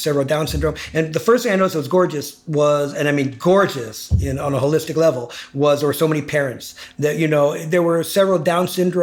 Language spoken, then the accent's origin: English; Los Angeles, California, United States; I grew up in Hollywood.